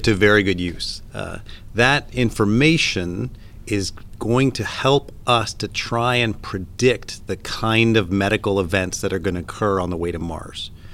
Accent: Canada; moved away; if my accent hasn't given me away yet, I'm originally from Canada

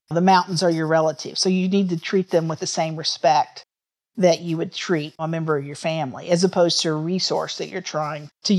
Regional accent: Neosho, Missouri, United States; moved away; also born or lived in Picayune, Mississippi; I grew up in a small town called Neosho, Missouri, which is in southwestern Missouri.

